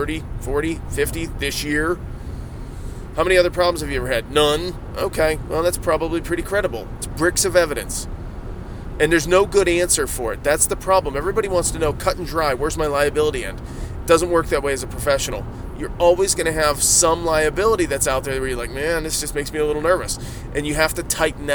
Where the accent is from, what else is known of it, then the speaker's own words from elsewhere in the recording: Ohio, United States; I said deers. I'm from Ohio. I get to say deers